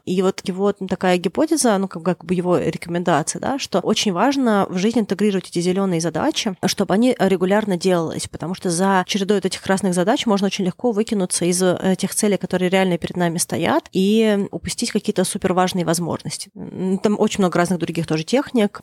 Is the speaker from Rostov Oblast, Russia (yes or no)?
no; Moscow, Russia; я выросла в Москве в Строгино